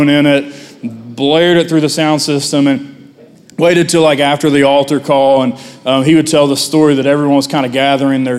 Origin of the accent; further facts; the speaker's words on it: Lincoln County, West Virginia, United States; I grew up in Lincoln County